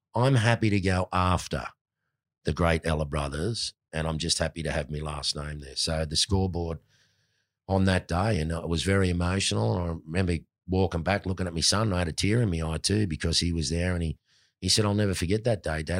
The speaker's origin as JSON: {"language": "English", "town": "Sydney", "region": "New South Wales", "country": "Australia", "said": "I'm a Marubra boy"}